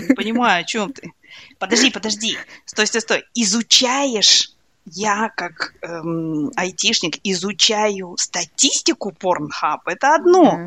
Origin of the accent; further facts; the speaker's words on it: Kazakhstan; я казашка